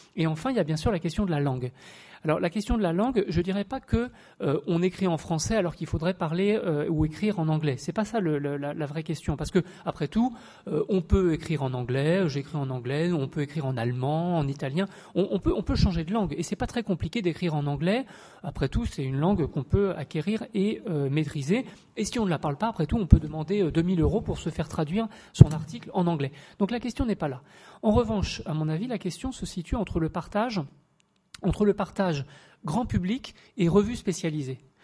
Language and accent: French; Paris, Île-de-France, France; Je suis français, sans doute, de, de, nationalité, de socialisation, mais après tout, je suis aussi parisien